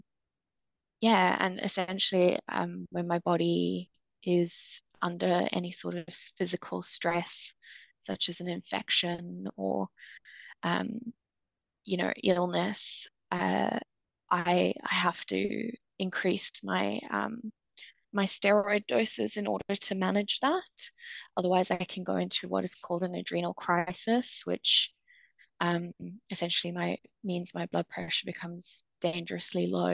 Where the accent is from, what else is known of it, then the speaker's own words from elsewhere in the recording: Cape Town, Western Cape, South Africa; moved away as an adult; also born or lived in United Kingdom; So I'm originally from South Africa, and lived and grew up in Cape Town until I was 18.